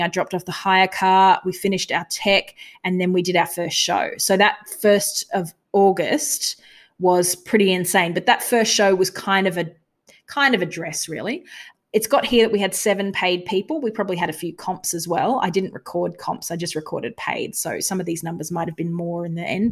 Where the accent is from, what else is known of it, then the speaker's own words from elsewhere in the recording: Australia; we're from Australia.